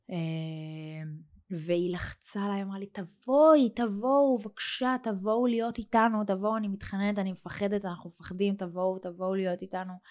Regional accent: Israel; born there; בחרתי לגור פה, בישראל. את יודעת, בחרתי בעל כורחי, נולדתי פה

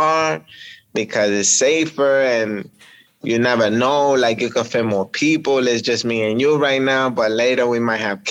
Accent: New York City, New York, United States; I grew up in Washington Heights, so upper Manhattan

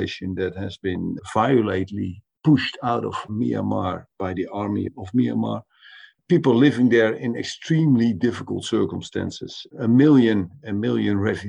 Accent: Netherlands; the Dutch government, for instance, my own government

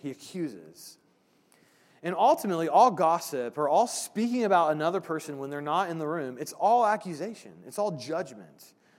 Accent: Brownsburg, Indiana, United States; Brownsburg, the town I grew up

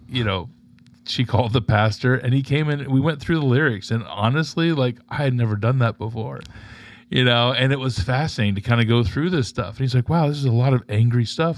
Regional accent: Tampa, Florida, United States; I'm from, uh, born and raised in Tampa, Florida.

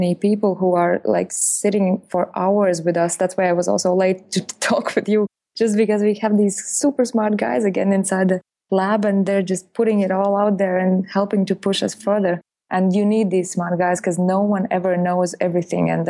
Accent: Latvia; moved away; I'm originally coming from Latvia, which is Letony or whatever.

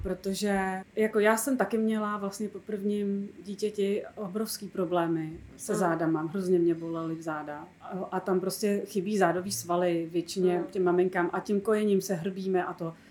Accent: Bohemia, Czechia; also born or lived in Prague; tady u nás v Čechách

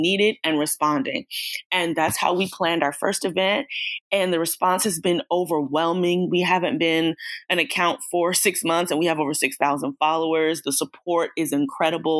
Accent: Atlanta, Georgia, United States; I'm born and raised in Atlanta, Georgia

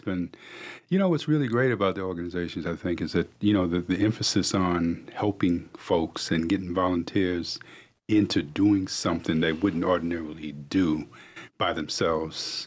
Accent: New York City, New York, United States; now in Cornelius, United States; I grew up in New York City

